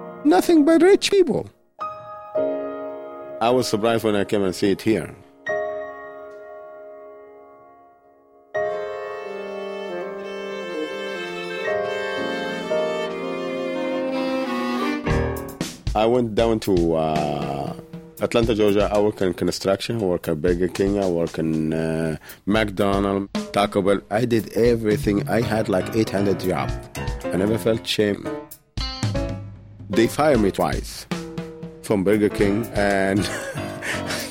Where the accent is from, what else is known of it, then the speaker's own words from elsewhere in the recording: Cairo, Egypt; moved away as an adult; also born or lived in Germany; now in United States; I'm Egyptian American and African